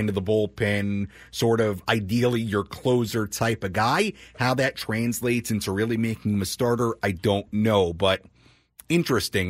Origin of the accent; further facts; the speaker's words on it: Long Island, New York, United States; I'm from Long Island